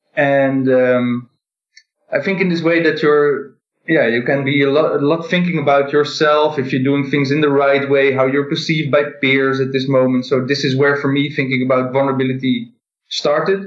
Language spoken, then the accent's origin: English; Netherlands; I am in the Netherlands and I'm from the Netherlands